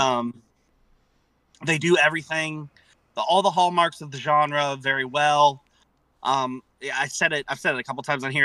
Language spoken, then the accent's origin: English; Florida, United States; moved away; We grew up in Florida. This is a Florida band.